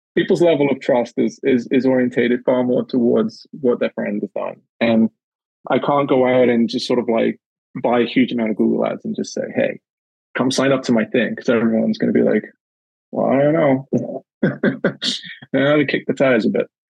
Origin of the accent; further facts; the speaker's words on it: Newcastle upon Tyne, North East England, United Kingdom; moved away as an adult; also born or lived in the Maritimes, Canada; now in Canada; my time growing up in Newcastle and and in the north of England